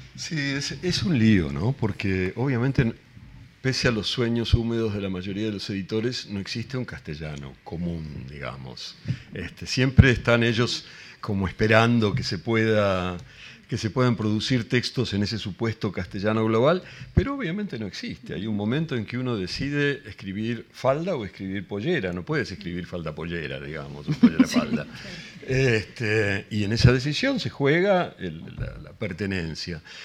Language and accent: Spanish; Argentina; accent: Argentine; first language Spanish; moved away as an adult; now in Madrid, Spain; voy a seguir hablando con mi puto acento argentino